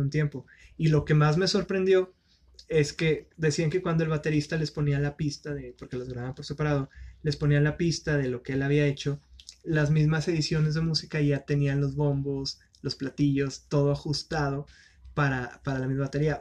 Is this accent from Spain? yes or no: no; northern Mexico, Mexico; los norteños